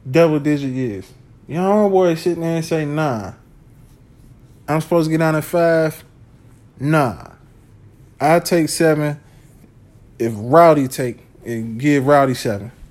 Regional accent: United States; I'm from Washington

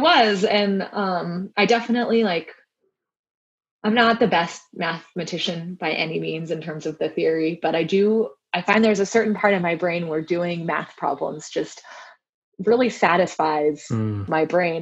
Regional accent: Southern California, United States; I grew up in Southern California

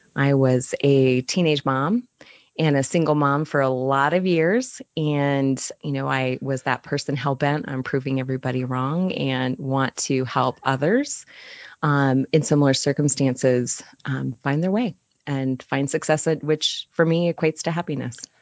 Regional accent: Utah, United States; moved away as an adult; also born or lived in Chicago; I'm from Utah, and we moved back here about two years ago. We were in Chicago for almost um, four years, and happy to be back home.

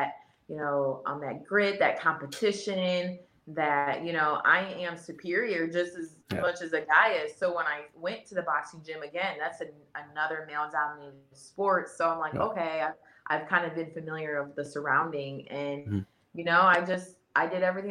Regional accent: Ohio, United States; I'm from Ohio

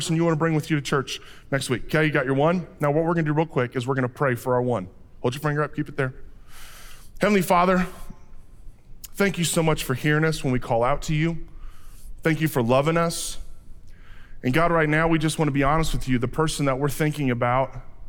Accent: Fort Madison, Iowa, United States; when I was growing up in Fort Madison, Iowa

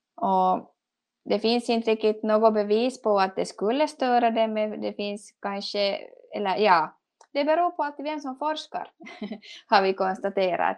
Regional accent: Finland; first language Swedish; vi som finlandssvenskar

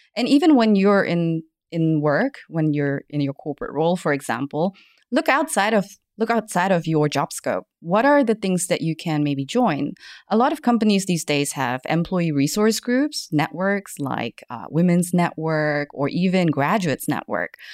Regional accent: Germany; accent: German English; moved away as an adult; also born or lived in Malaysia / United States; now in Hong Kong; I was born in Malaysia, but then I grew up in Germany, spent a couple of years in the States

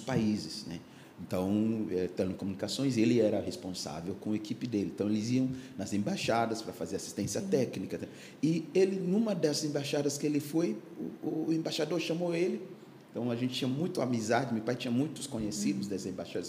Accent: Ghana; Portuguese is a second language; moved away as an adult; now in Brazil

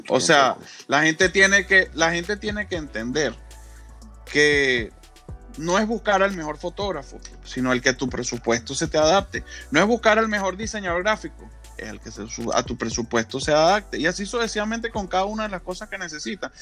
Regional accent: Venezuela; now in United States; en mi país, en Venezuela, yo soy venezolano, aunque vivo en los Estados Unidos

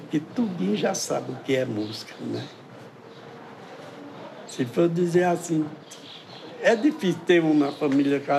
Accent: Sertânia, Pernambuco, Brazil; born there; now in Arcoverde, Brazil; Eu nasci em Sertânia.

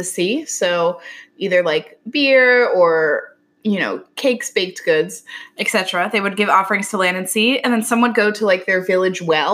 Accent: Virginia, United States; I grew up in Virginia, which is right by Jamestown

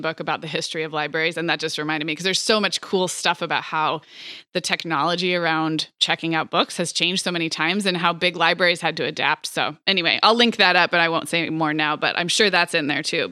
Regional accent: Montecito, California, United States; moved away; also born or lived in Santa Barbara; I grew up in Santa Barbara, and then I grew up in Montecito

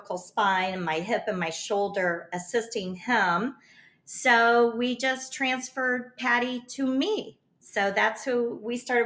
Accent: Kansas, United States; moved away as an adult; also born or lived in Florida; now in Siesta Key, United States; I grew up in Kansas and I moved to Florida when my sister was diagnosed with lung cancer.

